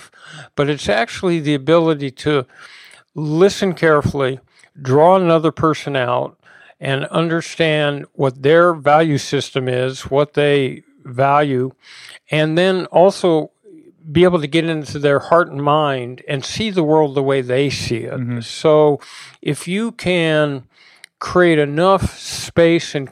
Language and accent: English; Los Angeles, California, United States; I grew up here in West Los Angeles